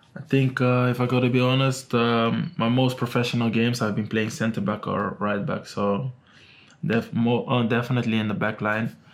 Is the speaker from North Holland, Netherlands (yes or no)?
yes; Amsterdam, North Holland, Netherlands; now in Manchester, United Kingdom; I'm from Amsterdam.